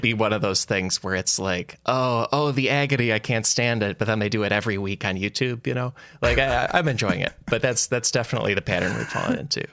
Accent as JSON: {"language": "English", "region": "Midwest", "country": "United States", "said": "we're both from the Midwest"}